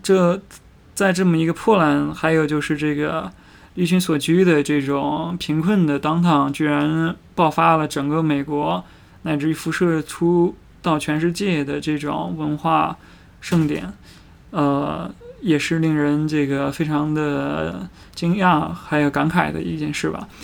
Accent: China; 我们中国人

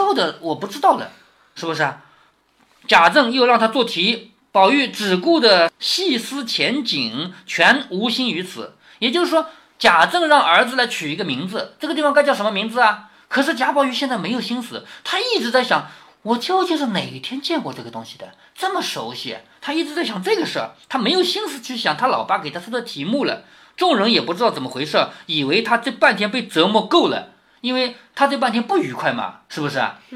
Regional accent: China; 我们中国人都喜欢那种祥云那种感觉

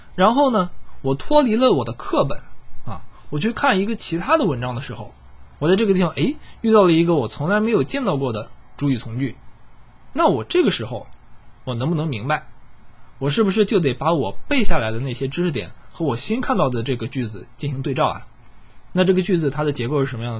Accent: China; 我身为一个中国人，我很自豪

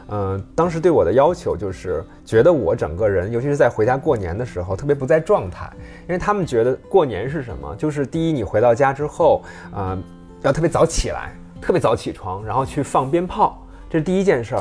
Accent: Hebei, China; now in Beijing, China; 我们河北人真的是这样

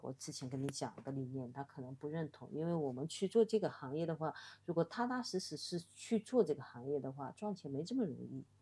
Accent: Wenzhou, Zhejiang, China; now in Shanghai, China; 这个跟我的那个出生也有关系，就是我嗯。们浙江的话基本上以做生意为主

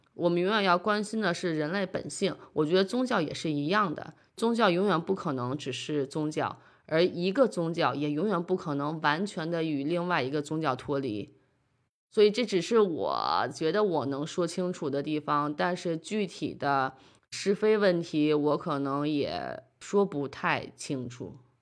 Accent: Beijing, China; moved away as an adult; also born or lived in New York; now in Denmark; 从小生活在北京，后来在纽约读书

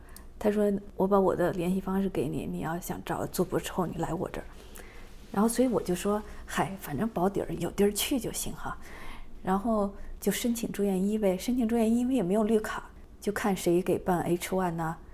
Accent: Beijing, China; moved away as an adult; also born or lived in Wuhan, China; now in Southern California, United States; 我是北京人嘛

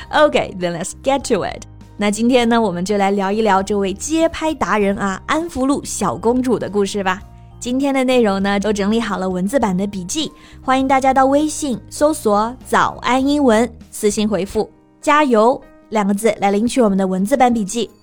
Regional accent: Hunan, China; 我们湖南人也有stereotype

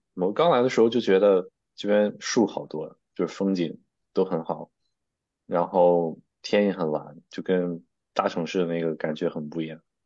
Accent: Shijiazhuang, Hebei, China; moved away as an adult; also born or lived in Nanjing; now in United States; 我是北方人，我家是石家庄的

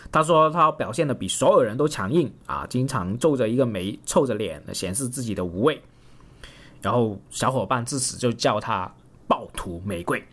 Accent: Guangdong, China; 我广东人长得矮小

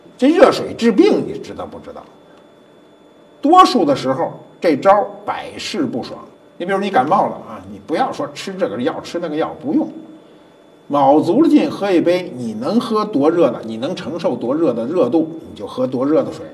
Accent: China; 我们中国人

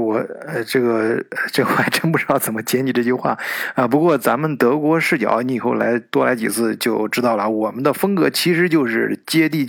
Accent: China; 我们中国人

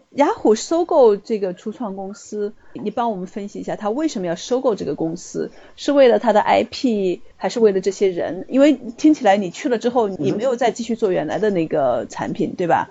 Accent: China; 我们中国人讲的这种狼性

